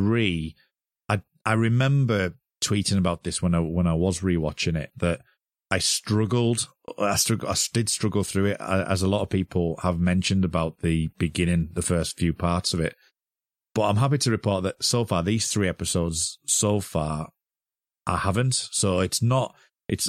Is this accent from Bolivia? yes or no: no; United Kingdom; we're both British.